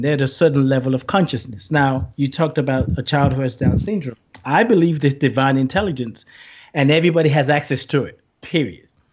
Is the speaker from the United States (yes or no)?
no; Nigeria; moved away; also born or lived in England; I grew up in Nigeria